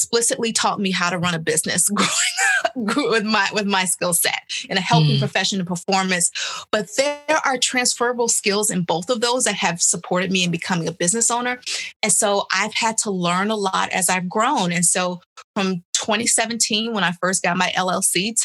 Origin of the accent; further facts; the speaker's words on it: Chicago, Illinois, United States; moved away; also born or lived in New York; back home in Illinois, where I'm from Chicago